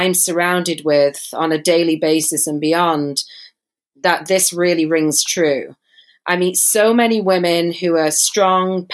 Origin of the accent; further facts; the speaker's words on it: Manchester, North West England, United Kingdom; moved away as an adult; now in San Diego, United States; I'm not from America, and I don't live in Mexico, but I was born in Manchester, England.